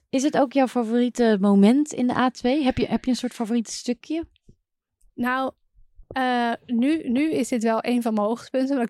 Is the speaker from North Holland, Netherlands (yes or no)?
yes; Amsterdam, North Holland, Netherlands; vanuit Amsterdam als Amsterdammer doe je dat natuurlijk standaard.